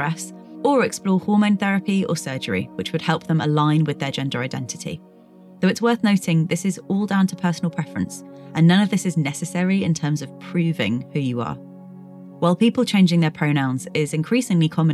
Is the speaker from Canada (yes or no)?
no; United Kingdom; I've been exploring this from a very UK-centred perspective, as that's where I grew up and still live